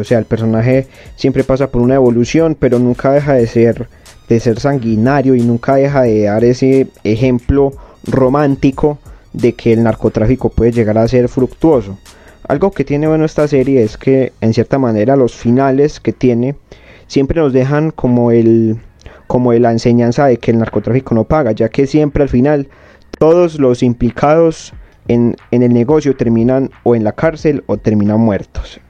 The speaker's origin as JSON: {"language": "Spanish", "country": "Colombia", "said": "nosotros somos colombianos."}